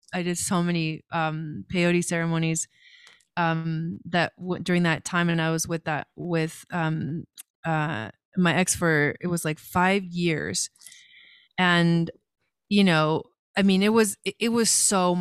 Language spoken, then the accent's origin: English; Los Angeles, California, United States; moved away as an adult; also born or lived in Argentina / Boulder, Colorado; I was born in Argentina, so I'm from Argentina, but I came to the US to California when I was like 7. And so I kind of pretty much grew up in California in the Los Angeles area